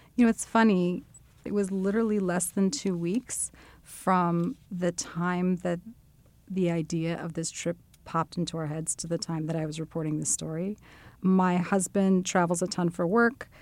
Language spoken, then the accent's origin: English; United States; as an American Jew who does not speak anything close to fluent Hebrew